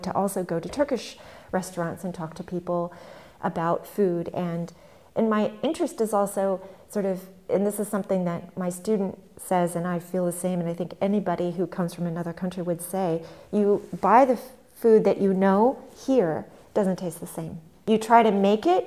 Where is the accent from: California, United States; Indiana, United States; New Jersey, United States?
California, United States; now in Berlin, Germany; coming from the States and living here, growing up in California